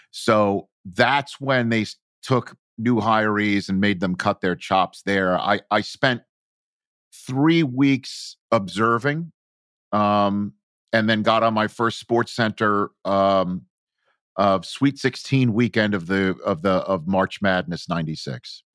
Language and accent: English; New York City, New York, United States; accent: New York; moved away as an adult; also born or lived in Brooklyn / Chico, California; every mountain I grew up around on Staten Island was made of trash